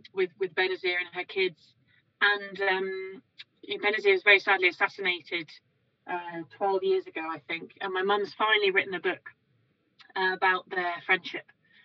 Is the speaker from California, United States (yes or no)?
no; New York, United States; born there; And so I was born in New York. And so, you know, when you're born in the US, you become a US citizen.